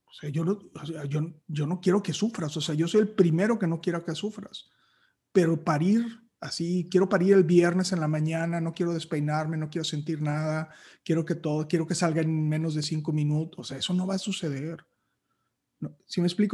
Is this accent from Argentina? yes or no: no; Matamoros, Tamaulipas, Mexico; moved away as an adult; also born or lived in Torreón, Coahuila; now in Monterrey, Mexico; luego ya me fui a vivir a Matamoros y llegué aquí a los 18 años y, aquí he estado desde los 18.